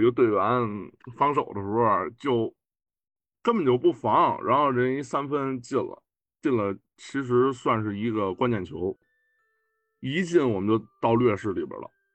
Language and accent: Chinese; China; 咱们是中国人